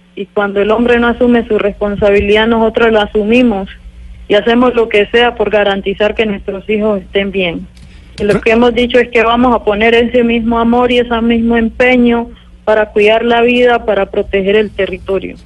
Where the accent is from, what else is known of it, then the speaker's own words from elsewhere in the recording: Suárez, Cauca, Colombia; Yo nací en una vereda que se llama Yolombó, se hace parte del corregimiento de La Toma, que ahora se ha constituido en Consejo Comunitario en el municipio de Suárez, Cauca.